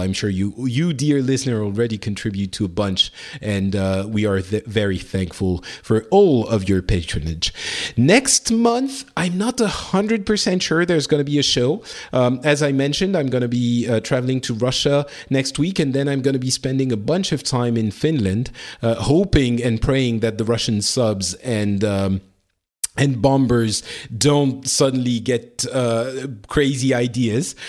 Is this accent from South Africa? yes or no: no; Lebanon; moved away; I was born in Lebanon